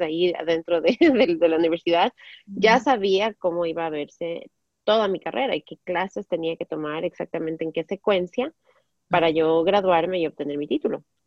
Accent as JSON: {"language": "Spanish", "country": "Ecuador", "moved": "as an adult", "lives_now": "United States", "said": "allá en mi país"}